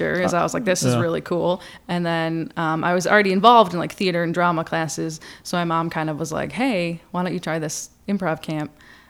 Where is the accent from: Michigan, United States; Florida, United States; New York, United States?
Michigan, United States; Sterling Heights; No, I'm from Sterling Heights.